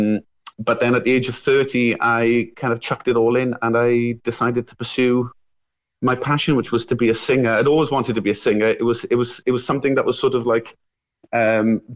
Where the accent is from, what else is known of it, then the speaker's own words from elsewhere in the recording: Merthyr Tydfil, Wales, United Kingdom; I'm from the South Wales Valleys, a place called Merthyr Tydfil, the head of the valleys